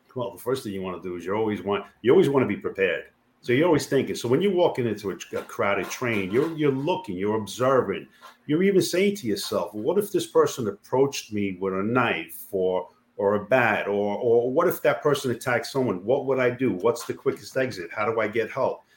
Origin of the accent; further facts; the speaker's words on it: New York City, New York, United States; I born and raised in Queens